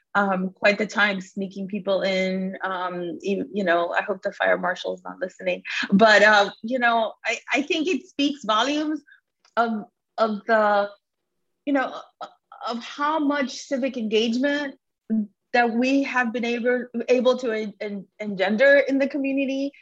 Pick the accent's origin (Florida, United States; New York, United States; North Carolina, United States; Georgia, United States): Florida, United States; South; born or raised there; English is a second language; also born or lived in Cuba